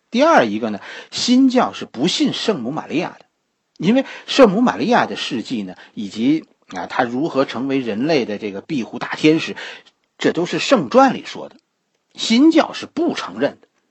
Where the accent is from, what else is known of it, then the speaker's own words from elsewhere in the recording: Beijing, China; 这不是我小时候的西寺了